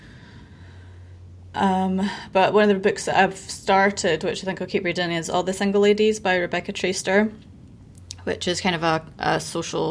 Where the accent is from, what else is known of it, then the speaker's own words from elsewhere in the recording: United Kingdom; moved away; in the UK, like we have a tendency to start talking about it being winter in November